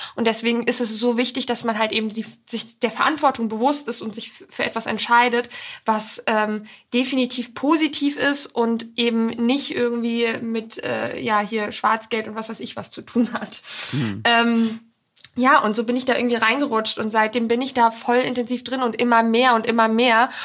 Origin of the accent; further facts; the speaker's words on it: Poland; now in Germany; Da bin ich auch ganz viel groß geworden in Polen.